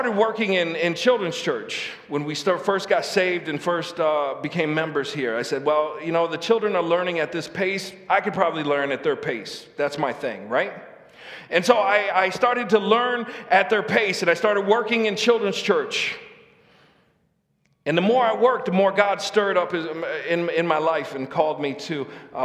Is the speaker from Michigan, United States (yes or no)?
yes; Lansing, Michigan, United States; moved away as an adult; also born or lived in Saginaw; I grew up in Lansing